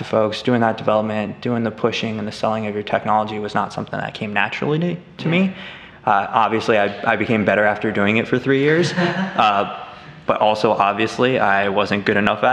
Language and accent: English; Colorado, United States; I'm actually from Colorado in the northern mountains